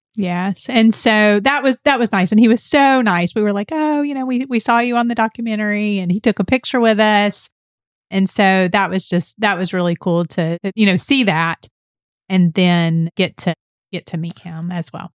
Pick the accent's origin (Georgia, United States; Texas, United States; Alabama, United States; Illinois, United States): Georgia, United States; Atlanta; we're from Georgia, we're from Atlanta